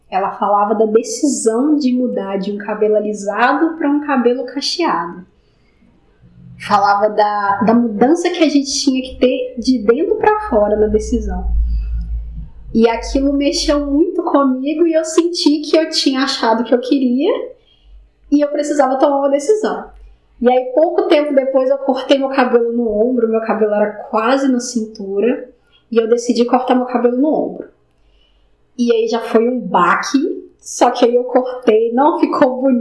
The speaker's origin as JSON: {"language": "Portuguese", "town": "Itabirito", "region": "Minas Gerais", "country": "Brazil", "tie": "born or raised there", "said": "Eu trabalho com inspeção de equipamentos na mineração e eu sou natural de Itabirito."}